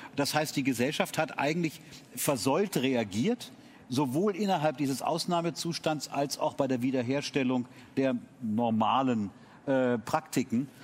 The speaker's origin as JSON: {"language": "German", "town": "Munich", "region": "Bavaria", "country": "Germany", "said": "als Münchner"}